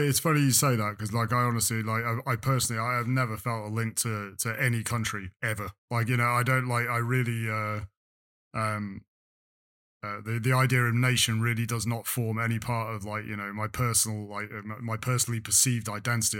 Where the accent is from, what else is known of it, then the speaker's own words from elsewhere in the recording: England, United Kingdom; accent: English; moved away as an adult; now in France; I was born in England